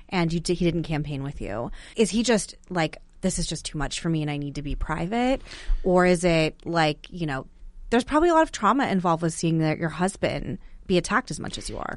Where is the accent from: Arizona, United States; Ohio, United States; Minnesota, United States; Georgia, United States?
Arizona, United States; moved away as an adult; now in Washington, D.C., United States; I grew up in Arizona, but I moved here during COVID and then just stayed.